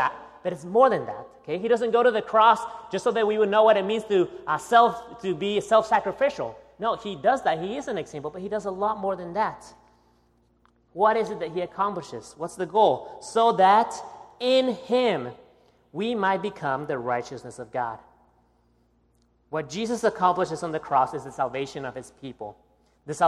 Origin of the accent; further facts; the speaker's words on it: Guatemala; now in United States; my accent, you know that I was not born here in the United States, okay? I was born in Guatemala, right below Mexico